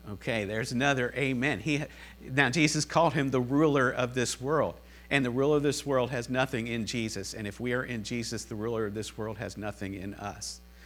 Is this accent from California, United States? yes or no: no; Cincinnati, Ohio, United States; I'm from Cincinnati